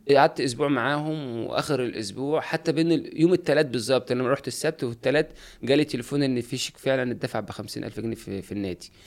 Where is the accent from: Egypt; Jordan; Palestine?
Egypt; Sanafir, Qalyub district, Qalyubia; أنا من صنافير مركز أليوب